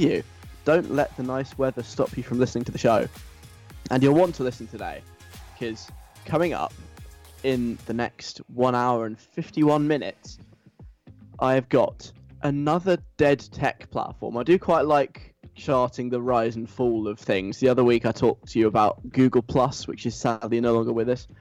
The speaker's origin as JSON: {"language": "English", "region": "London", "country": "United Kingdom", "also_born_or_lived": "north of England", "accent": "southern", "said": "I am from the south of England, in case you can't tell by my very, very strongly southern accent. I'm from London."}